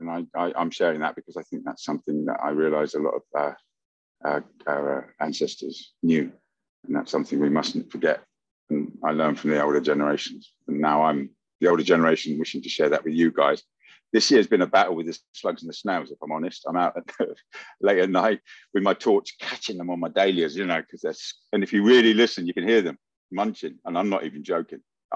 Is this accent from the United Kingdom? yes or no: yes; Luton, East of England, United Kingdom; also born or lived in Oundle, England; I grew up in Luton, but I had to go to school in a little village in England called Oundle when I was 4 and a half.